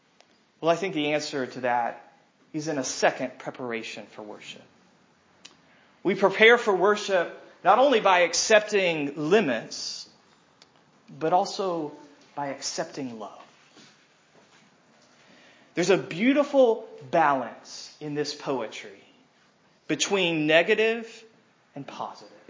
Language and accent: English; United States